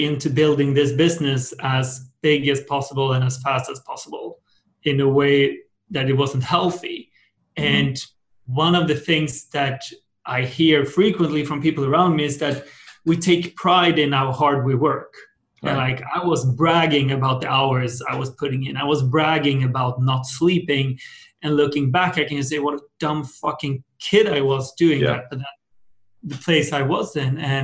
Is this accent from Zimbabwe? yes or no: no; Sweden; my background, I'm from Sweden